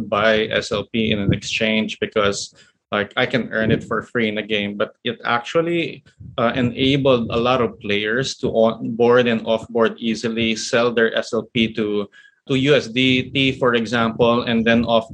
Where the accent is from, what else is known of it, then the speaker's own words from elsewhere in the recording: Philippines; here in my home country, the Philippines